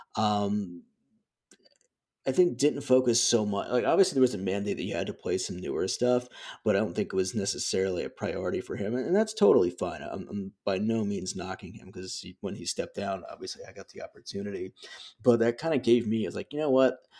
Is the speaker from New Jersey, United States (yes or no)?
yes; Flemington, New Jersey, United States; where I grew up in Flemington